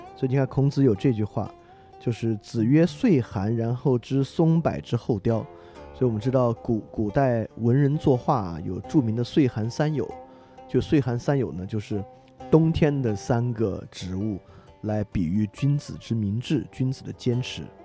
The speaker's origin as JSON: {"language": "Chinese", "country": "China", "said": "我们中国人有一种观念啊"}